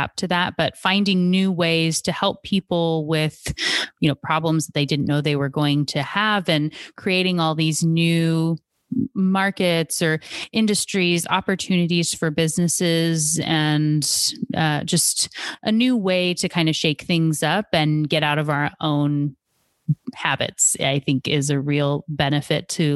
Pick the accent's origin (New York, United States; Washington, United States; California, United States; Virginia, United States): Washington, United States; Seattle; you can tell I'm from Washington State, right? I'm from Seattle.